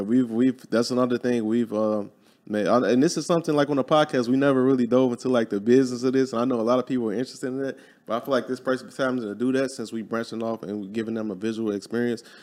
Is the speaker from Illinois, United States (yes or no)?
yes; Chicago, Illinois, United States; moved away as an adult; I was born and raised in Chicago, Illinois, grew up there